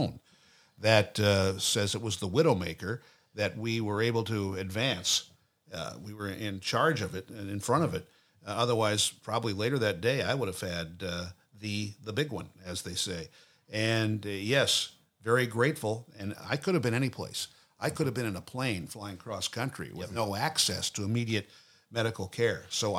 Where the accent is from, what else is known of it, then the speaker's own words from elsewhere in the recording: Nashville, Tennessee, United States; And the doctor said, where are you from? I go, Nashville.